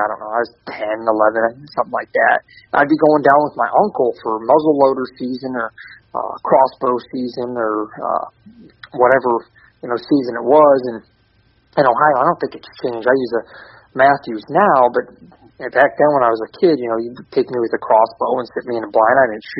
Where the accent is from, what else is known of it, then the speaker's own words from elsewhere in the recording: Canada; born there; So he actually shot a moose the day I was born in Canada.